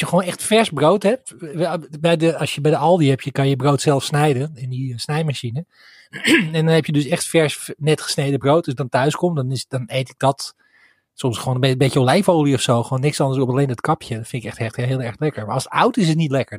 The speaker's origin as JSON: {"language": "Dutch", "town": "Sliedrecht", "region": "South Holland", "country": "Netherlands", "moved": "yes", "lives_now": "Kampen, Netherlands", "said": "Ik kom uit uh-huh. Sliedrecht"}